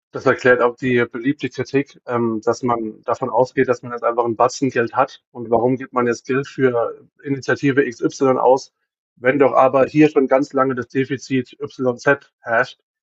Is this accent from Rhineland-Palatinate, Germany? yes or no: yes; Worms, Rhineland-Palatinate, Germany; ich komme aus Worms ursprünglich auch